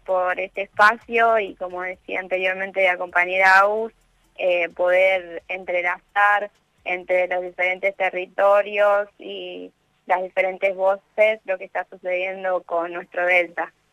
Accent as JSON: {"language": "Spanish", "town": "Victoria", "region": "Entre Ríos", "country": "Argentina", "moved": "yes", "lives_now": "Rosario, Argentina", "said": "yo estoy en Rosario viviendo, pero soy de Victoria Entre Ríos"}